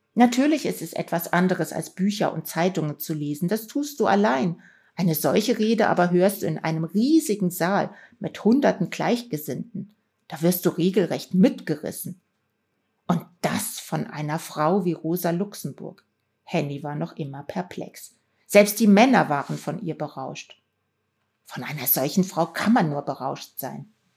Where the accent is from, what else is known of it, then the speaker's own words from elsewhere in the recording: Rhineland, Germany; Ich bin im Rheinland aufgewachsen